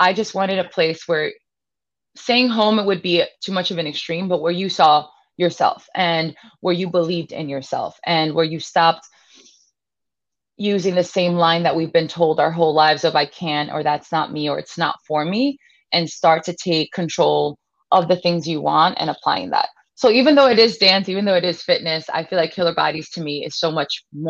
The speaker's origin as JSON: {"language": "English", "town": "New York City", "region": "New York", "country": "United States", "tie": "born or raised there", "said": "I was born and raised here in Brooklyn, New York"}